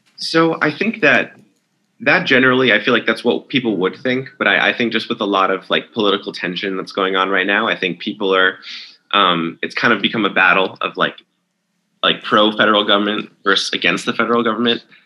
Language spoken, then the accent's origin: English; New York, United States; moved away; my home state is New York